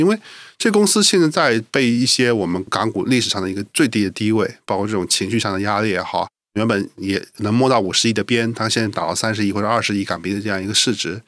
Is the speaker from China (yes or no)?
yes; China; 我们中国人一定是全世界人民里面最勤劳的那，那一档的